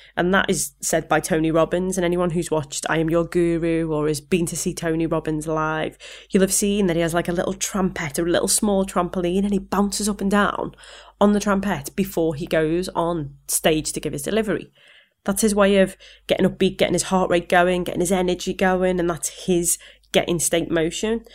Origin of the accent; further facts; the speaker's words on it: Liverpool, North West England, United Kingdom; accent: Scouse; my Scouse accent